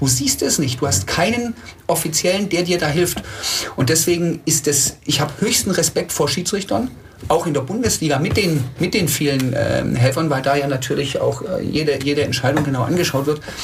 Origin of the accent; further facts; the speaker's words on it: Tübingen, Baden-Württemberg, Germany; Ich bin 45 Jahre alt, in Tübingen geboren